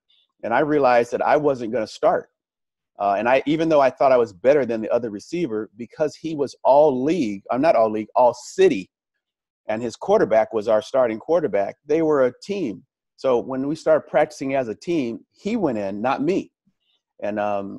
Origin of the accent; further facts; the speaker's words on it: Los Angeles, California, United States; moved away as an adult; also born or lived in Arizona; Growing up in Los Angeles